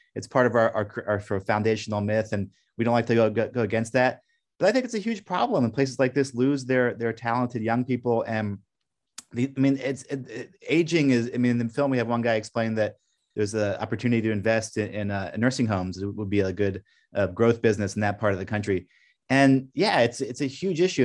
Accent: Brussels, Brussels-Capital Region, Belgium; moved away as an adult; now in Pittsburgh, United States; I grew up in Brussels speaking French, and America was like the ancestral homeland.

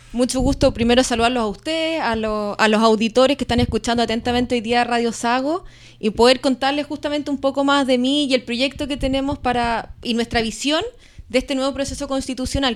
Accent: Osorno, Los Lagos, Chile; moved away as an adult; also born or lived in Santiago; Osornina de Tomo y Lomo de toda la vida. Nací, crecí en, en Osorno.

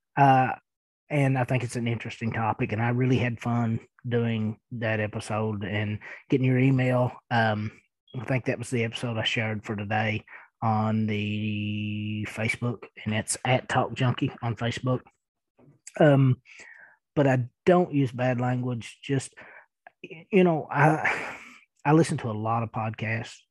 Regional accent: Eastern Kentucky, United States; accent: thick accent; I am from Eastern Kentucky and I do have a pretty thick accent

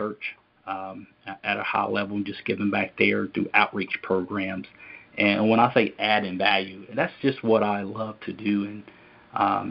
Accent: Lincolnton, North Carolina, United States; also born or lived in Hickory, North Carolina; So we grew up in Hickory, North Carolina. Then from there, my mom got involved with the ministry and moved to Lincolnton, North Carolina, where we grew up

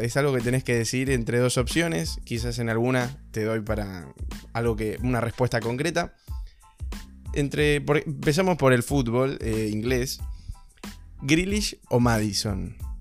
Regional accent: Argentina; Siendo de Argentina

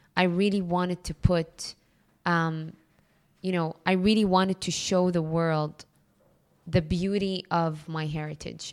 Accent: Jeddah, Makkah Province, Saudi Arabia; now in Dubai, United Arab Emirates; I grew up in Jeddah

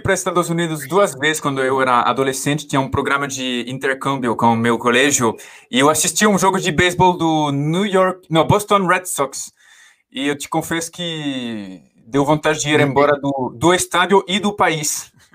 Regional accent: France; Portuguese is a second language; moved away as an adult; also born or lived in Paris / Maringá; now in São Paulo, Brazil; como francês me identifico bastante

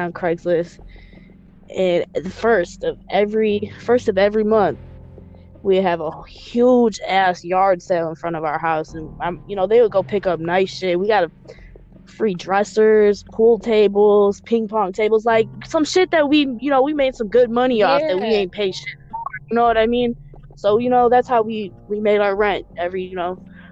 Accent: Madison, Wisconsin, United States; moved away as an adult; also born or lived in Barrington, Illinois / California; now in Loves Park, Illinois, United States; I grew up in Madison, Wisconsin. I consider that my hometown.

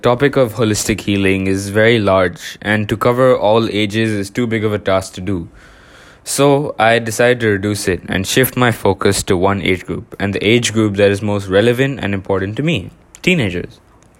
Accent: India; now in Singapore; When I moved to Singapore from India, I kept that habit of swimming.

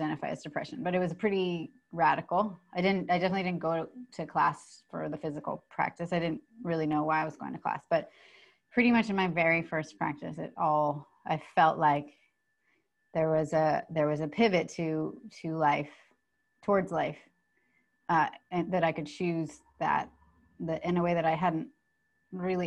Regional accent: San Francisco, California, United States; moved away as an adult; also born or lived in New York; I grew up in San Francisco and then lived in New York

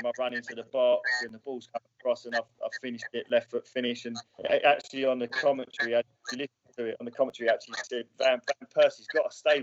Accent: Letchworth, East of England, United Kingdom; moved away; I'm from Letchworth

